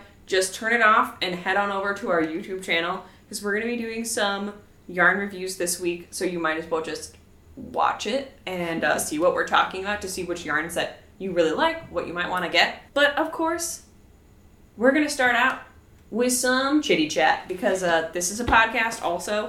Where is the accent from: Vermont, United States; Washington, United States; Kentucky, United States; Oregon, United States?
Washington, United States; now in Los Angeles, United States; We're from Washington where it rains all the time